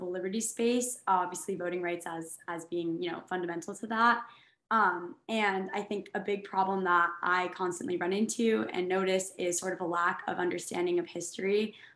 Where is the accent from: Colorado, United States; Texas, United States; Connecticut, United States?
Connecticut, United States; New Haven; I'm from New Haven, Connecticut, and there's a lot of community organizing that happens there. And I think I was very inspired by that growing up as well